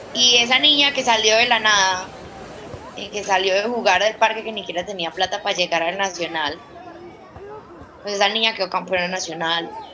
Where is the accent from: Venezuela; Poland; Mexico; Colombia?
Colombia; Villavicencio, Meta; yo nací pobre como muchos villavicenses, como muchos metenses, como muchos colombianos.